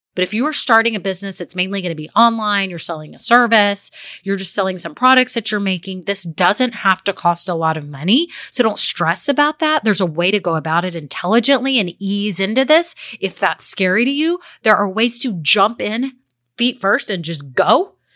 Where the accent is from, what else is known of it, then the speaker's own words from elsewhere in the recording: Texas, United States; I'm a girl from Texas